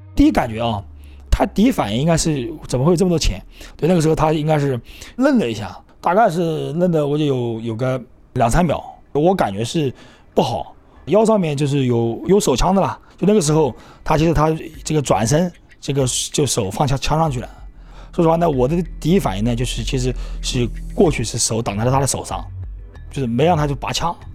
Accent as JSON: {"language": "Chinese", "town": "Yancheng", "region": "Jiangsu", "country": "China", "tie": "born or raised there", "moved": "yes", "said": "我老家是那个江苏盐城的。 而且我又是农村的"}